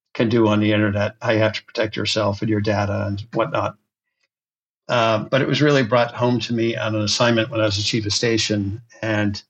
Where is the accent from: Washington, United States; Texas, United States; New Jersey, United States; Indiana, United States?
Washington, United States; Seattle; I was born and raised in the Seattle area